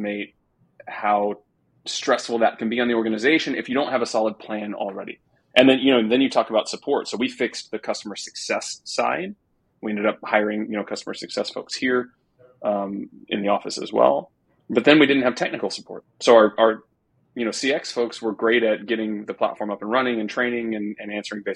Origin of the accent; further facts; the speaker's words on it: Texas, United States; I'm a Texan